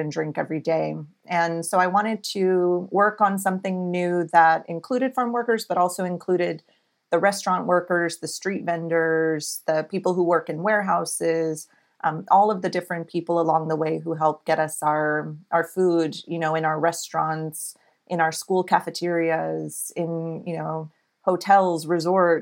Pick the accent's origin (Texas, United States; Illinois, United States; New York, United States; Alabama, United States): Texas, United States; Alice; moved away as an adult; also born or lived in California; I'm a Tejana. I grew up in South Texas in a little town called Alice and grew up there all my life